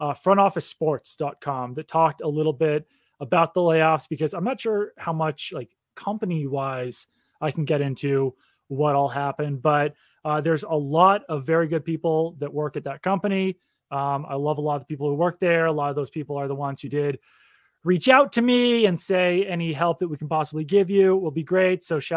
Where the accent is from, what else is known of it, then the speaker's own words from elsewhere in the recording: Sharon, Massachusetts, United States; But I will also say that I grew up in Sharon, Massachusetts